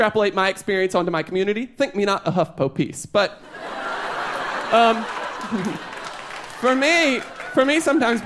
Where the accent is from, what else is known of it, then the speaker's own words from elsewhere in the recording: North Carolina, United States; I grew up in North Carolina